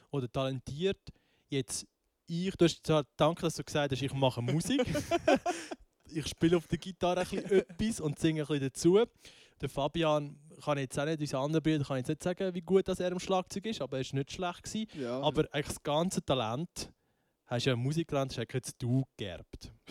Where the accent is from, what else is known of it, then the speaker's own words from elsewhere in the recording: Einsiedeln, Schwyz, Switzerland; Ich bin 21 und komme von Einsiedeln.